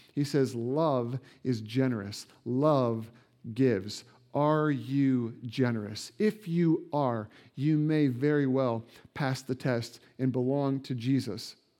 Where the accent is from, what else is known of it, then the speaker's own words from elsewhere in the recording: Indiana, United States; moved away; I grew up in Indiana where basketball is king